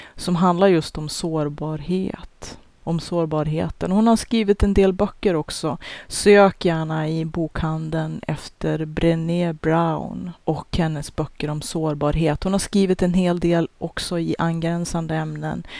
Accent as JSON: {"language": "Swedish", "region": "Norrland", "country": "Sweden", "said": "jag som norrlänning och den bakgrund som jag har, den uppfostran jag har"}